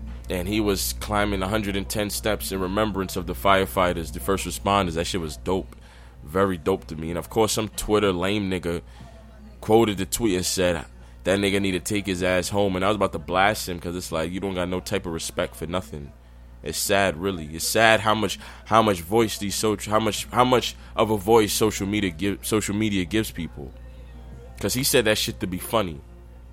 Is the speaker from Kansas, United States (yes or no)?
no; New York City, New York, United States; I take pride being a New Yorker.